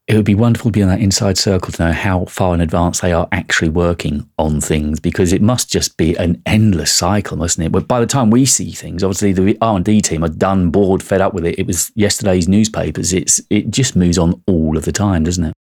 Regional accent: United Kingdom; I'm British and I'm of a certain age

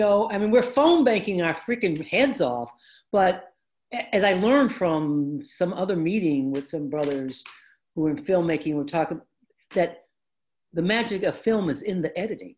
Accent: Detroit, Michigan, United States; I grew up in the African American community. Our neighborhood in Detroit used to be predominantly immigrants from Italy and Poland and Hungary, right? When we moved in, we were like the second black family.

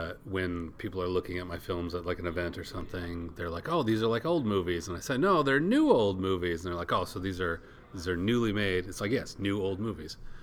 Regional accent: Minnesota, United States; I'm from Minnesota

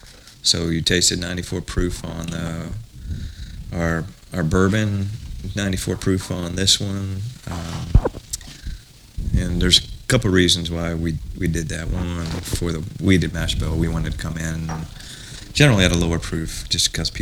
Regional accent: South Bend, Indiana, United States; born there; I was born in South Bend, right?

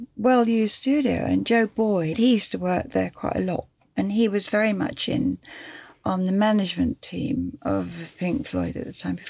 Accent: Cambridge, East of England, United Kingdom; moved away; also born or lived in London; I'm from Cambridge, and so I grew up

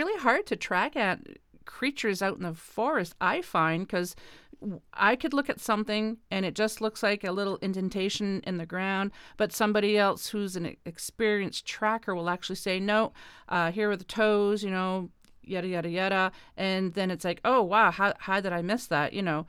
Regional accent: East Coast, Canada; now in Ontario, Canada; But I'm originally from the East Coast, now living in Ontario

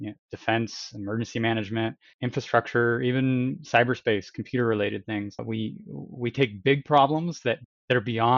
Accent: Washington, United States; I grew up out here in Washington State.

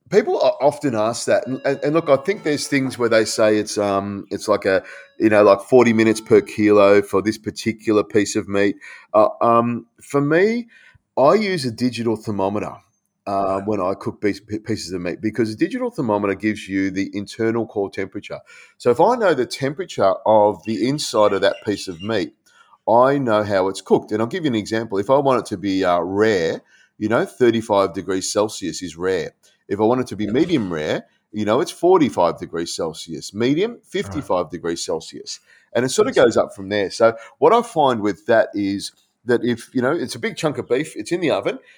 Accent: Malaysia; my dad was in the air force. We grew up in Malaysia.

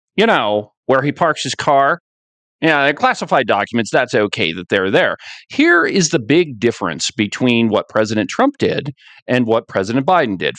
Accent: Buffalo, Wyoming, United States; I'm from Buffalo, Wyoming

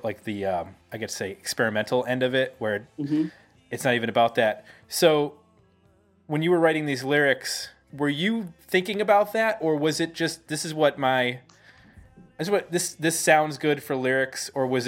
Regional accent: Clarence, New York, United States; moved away; my hometown. Oh, really? Yep, grew up there.

